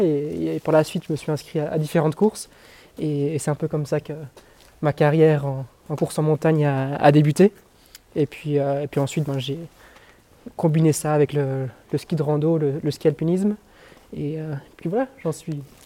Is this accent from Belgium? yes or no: yes; Belgium; en tant que belge